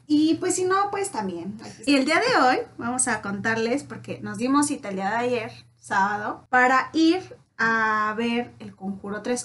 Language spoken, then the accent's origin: Spanish; Mexico; Como buenos mexicanos, David y yo nos caracterizamos por ser súper puntuales